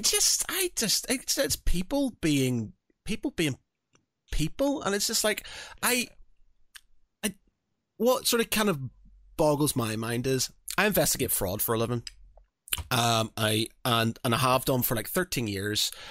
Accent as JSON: {"language": "English", "region": "Northern Ireland", "country": "United Kingdom", "moved": "yes", "said": "I come from Northern Ireland. Religion was, is a big thing over there"}